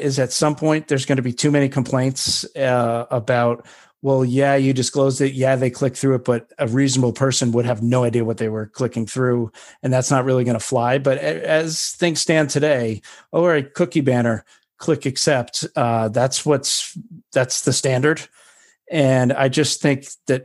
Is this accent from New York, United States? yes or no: yes; New York, United States; I'm a New Yorker